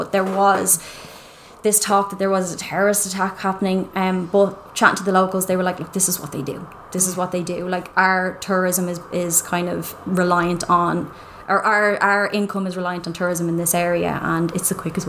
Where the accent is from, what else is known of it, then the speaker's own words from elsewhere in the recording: Ireland; moved away as an adult; also born or lived in Dublin; we're Irish.